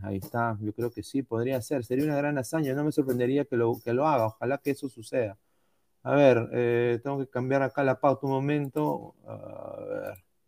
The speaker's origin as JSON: {"language": "Spanish", "country": "Peru", "moved": "yes", "said": "Como peruano fuera"}